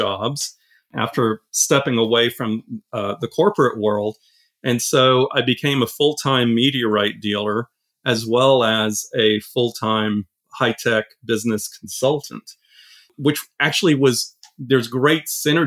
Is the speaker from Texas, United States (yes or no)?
yes; Austin, Texas, United States; also born or lived in France / Silicon Valley; I grew up in Austin. I was originally born in France. And from France in 1976, my family moved to Austin. And as a nine-year-old